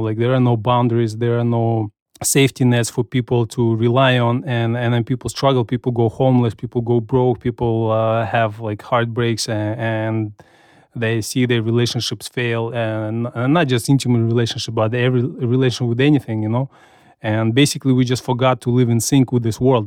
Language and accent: English; Kazakhstan; now in United States; I grew up in Soviet Union